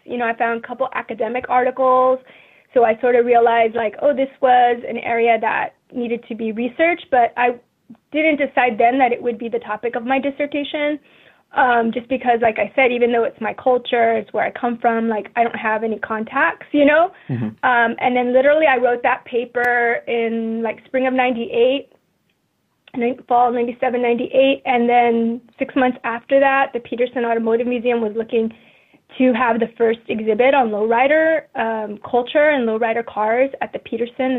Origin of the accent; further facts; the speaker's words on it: La Puente, California, United States; also born or lived in East Los Angeles; I grew up in La Puente, which is about 20 minutes from East LA.